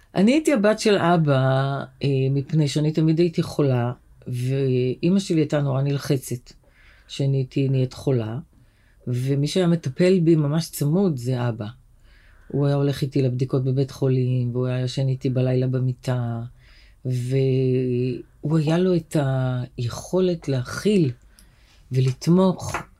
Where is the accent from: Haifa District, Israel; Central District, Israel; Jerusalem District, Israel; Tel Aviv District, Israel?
Tel Aviv District, Israel; Tel Aviv; גדלנו בשכונה בשם צהלה